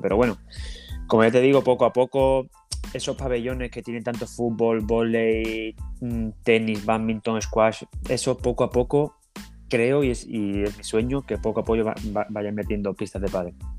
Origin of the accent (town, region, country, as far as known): Chiclana de la Frontera, Andalusia, Spain; also born or lived in Frankfurt, Germany; now in Germany